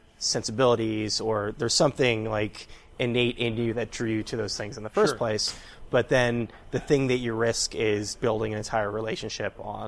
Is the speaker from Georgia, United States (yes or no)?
no; California, United States; now in Queens, United States; I'm from California and I live in Queens now, as we discussed earlier.